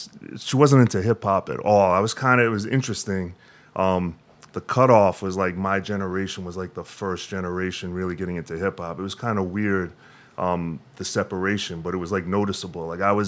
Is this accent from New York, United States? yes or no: yes; Long Island, New York, United States; also born or lived in Brooklyn; And then when I was one, they moved to Long Island. So, South Shore, Long Island.